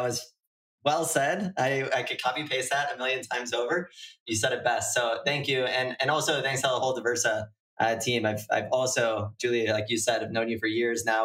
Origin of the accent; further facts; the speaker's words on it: United States; also born or lived in Canada; I'm American.